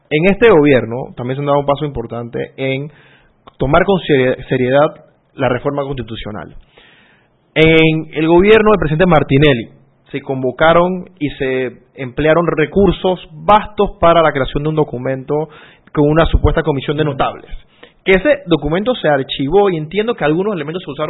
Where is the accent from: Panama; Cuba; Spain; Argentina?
Panama